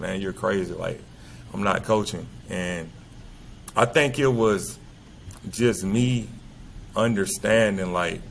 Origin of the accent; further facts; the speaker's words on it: LaGrange, Georgia, United States; also born or lived in El Salvador; I became the head middle school coach here in my hometown